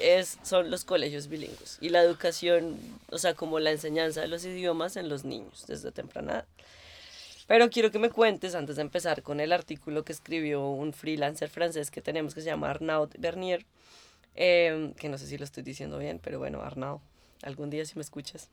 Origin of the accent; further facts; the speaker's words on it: Bogotá, Colombia; now in Berlin, Germany; creciendo para mí en Colombia, en Bogotá más específicamente